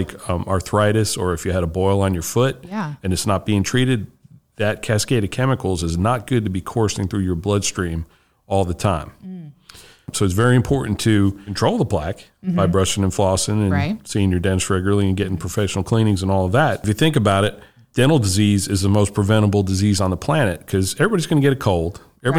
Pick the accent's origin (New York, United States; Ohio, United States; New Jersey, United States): New Jersey, United States; now in Georgia, United States; I grew up in New Jersey.